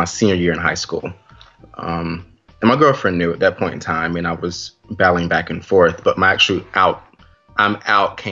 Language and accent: English; North Carolina, United States; moved away as an adult; now in New York, United States; Originally from North Carolina